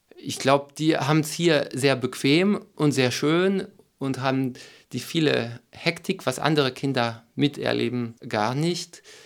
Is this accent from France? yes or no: yes; France; German is a second language; moved away as an adult; also born or lived in Berlin, Germany; now in Sieben Linden, Germany; Ich komme aus Frankreich und habe nach acht Jahren Deutschland den Weg zum Ökodorf gefunden